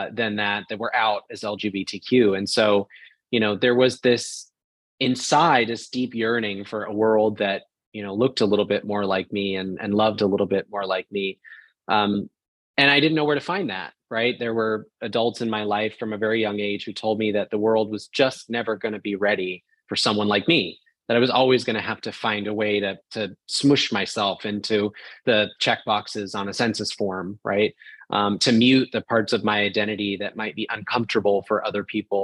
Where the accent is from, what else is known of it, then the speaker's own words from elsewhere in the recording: rural town outside of Portland, Oregon, United States; moved away as an adult; also born or lived in Orlando, Florida; I grew up in a rural town outside of Portland, Oregon